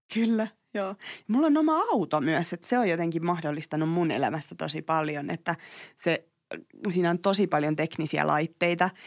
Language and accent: Finnish; Tampere, Pirkanmaa, Finland; Mä oon Tampereelta